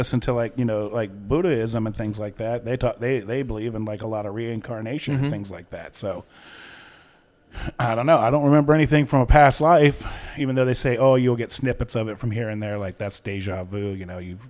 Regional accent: New York City, New York, United States; Hey, I'm from New York City. That's right.

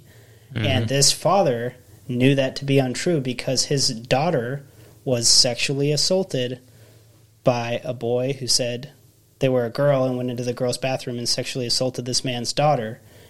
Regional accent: Washington, United States; Well, I grew up in Washington State, very blue state, and very progressive.

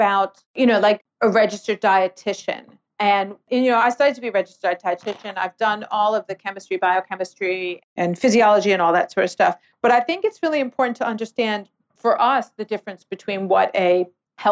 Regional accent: New York City, New York, United States; now in Australia; I'm from New York City.

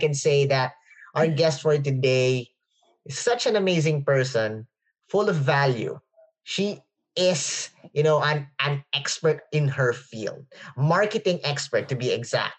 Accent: Philippines; English is a second language; English is not my first language, so forgive me if I can't pronounce some words properly. we speak Filipino in the Philippines

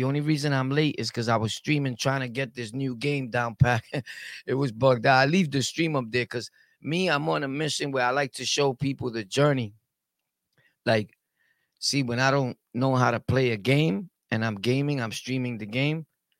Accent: Brooklyn, New York, United States; also born or lived in Harlem / Jamaica, Queens; I lived everywhere, bro. I lived in Harlem, Carver Projects. I'm from Brooklyn, though, but I lived everywhere. I lived on Southside, Jamaica, all the hoods.

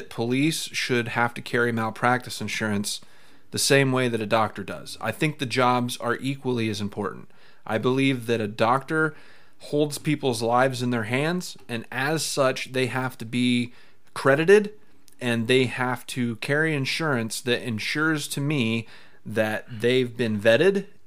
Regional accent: United States; As an American

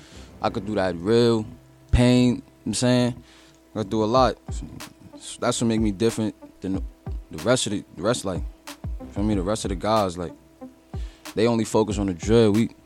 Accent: New York City, New York, United States; I'm from Sugar Hill, Harlem.

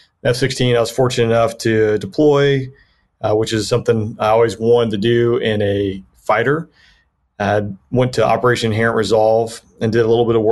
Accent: Peachtree City, Georgia, United States; Yeah, originally I grew up in Peachtree City, Georgia, just south of Atlanta there. Kind of an aviation community, big Delta community

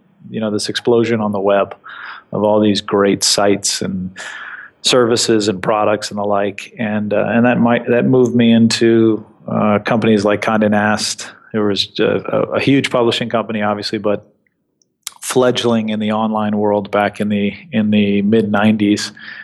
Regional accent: New York, United States; as an East Coaster, as a New Yorker, that has definitely been a change. But it's been as many things as I've come to expect growing up in New York that aren't here

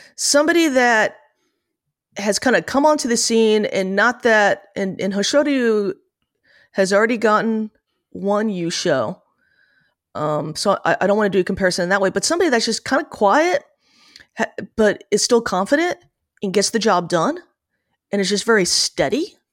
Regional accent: New Jersey, United States; born or raised there

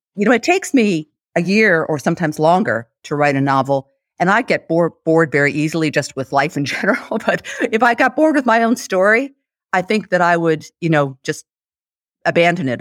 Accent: United States; I'm an American, I say Bonmot

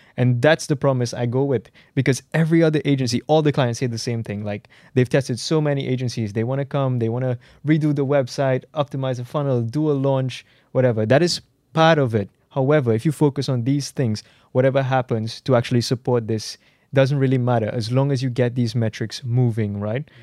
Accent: Trinidad & Tobago; I'm from the Caribbean, I'm from Trinidad and Tobago.

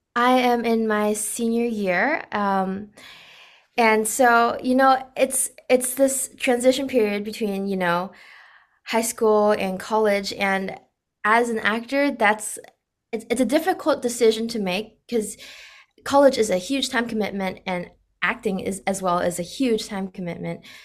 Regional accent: Orange County, California, United States; I grew up in America and I was born and raised here

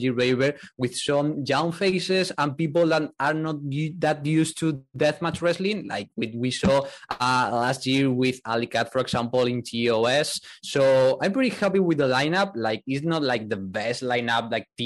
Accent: Spain; English is a second language; moved away as an adult; now in Vienna, Austria; I'm from Spain, now located in Vienna because of, you know, work, but I'm from Spain

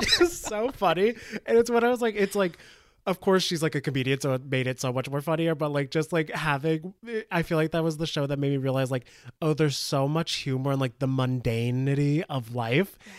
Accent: northern New Jersey, United States; I'm from, like, northern Jersey

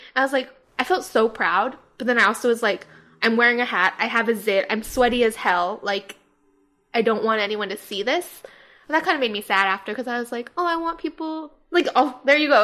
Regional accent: Hawaii, United States; now in Los Angeles, United States; we're from Hawaii

